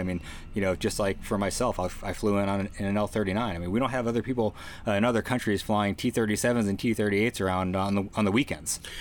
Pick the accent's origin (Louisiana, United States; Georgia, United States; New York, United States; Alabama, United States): New York, United States; Long Island; I grew up on Long Island